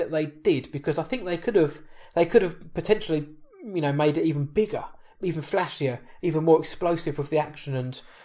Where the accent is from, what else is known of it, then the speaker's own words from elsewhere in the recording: England, United Kingdom; I'm from England